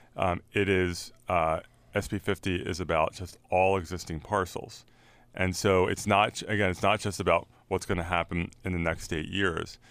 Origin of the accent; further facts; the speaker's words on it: San Francisco, California, United States; I'm from San Francisco